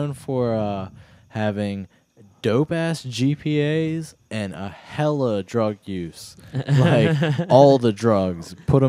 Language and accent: English; Route 2 between Baltimore and Annapolis, Maryland, United States; Basically like Route 2, just from like Baltimore to Annapolis, just along Route 2.